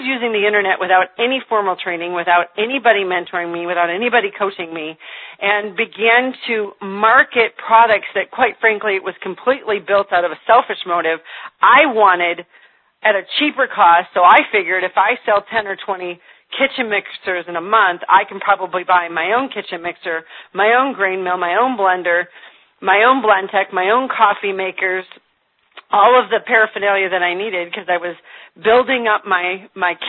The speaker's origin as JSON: {"language": "English", "region": "Michigan", "country": "United States", "tie": "born or raised there", "moved": "as an adult", "lives_now": "Indiana, United States", "said": "I'm calling you from Indiana, where I have lived for the last 4 years. I'm born and raised in Michigan."}